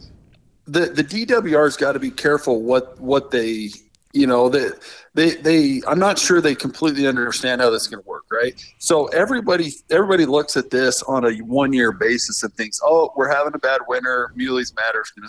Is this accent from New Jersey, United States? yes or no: no; Nevada, United States; I grew up in Nevada